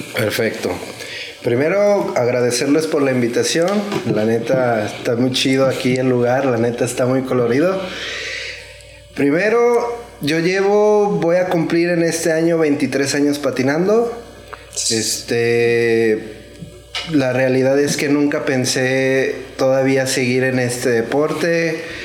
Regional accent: Zapopan, Jalisco, Mexico; yo soy de Zapopan Centro. Yo, yo pienso que soy la segunda generación de ahí, de Zapopan.

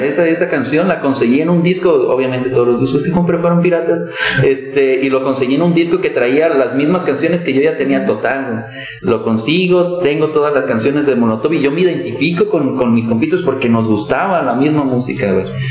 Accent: Cuautitlán, Mexico; yo soy de Cuautitlán

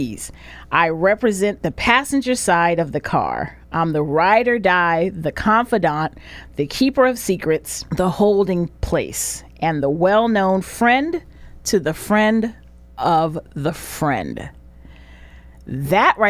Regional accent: Sacramento, California, United States; I was born and raised in Meadowview, South Sac

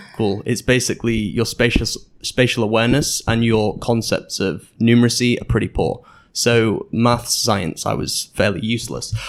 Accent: Manchester, North West England, United Kingdom; moved away as an adult; also born or lived in Netherlands / Sheffield; I was born in the Netherlands, but moved to Manchester when I was two, and stayed there until I was eighteen

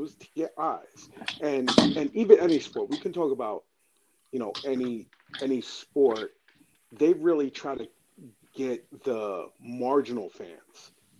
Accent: Northeast, United States; we're all from the Northeast.

